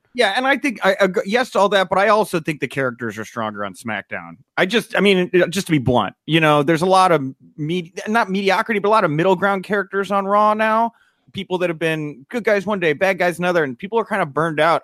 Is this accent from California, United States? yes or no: no; Texas, United States; I grew up in Texas where, we, you know, I was bred a gentleman